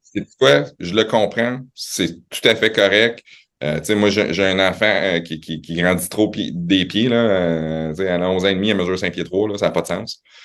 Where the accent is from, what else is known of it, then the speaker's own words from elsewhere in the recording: Quebec City, Quebec, Canada; also born or lived in Laval / Montreal; je suis né à Laval, euh, mes parents viennent de Montréal, ça a déménagé à Québec, j'avais trois 3 ans.